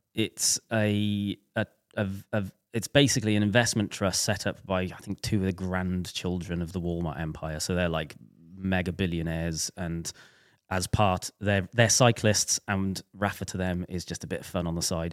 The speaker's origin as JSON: {"language": "English", "area": "Welsh", "region": "Wales", "country": "United Kingdom", "said": "we're both Welsh"}